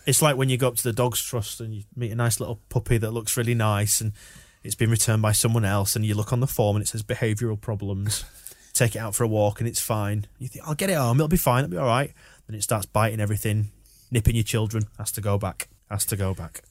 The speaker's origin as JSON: {"language": "English", "region": "Yorkshire and the Humber", "country": "United Kingdom", "said": "We are from Yorkshire."}